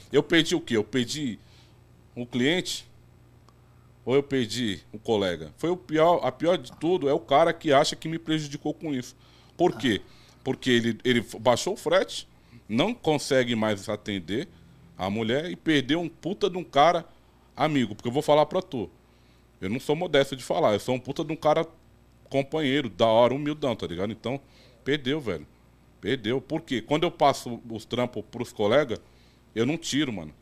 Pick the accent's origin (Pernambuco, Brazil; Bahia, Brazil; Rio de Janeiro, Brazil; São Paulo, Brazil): São Paulo, Brazil; Guarujá; sou do Guarujá, mas sempre trabalhei em Santos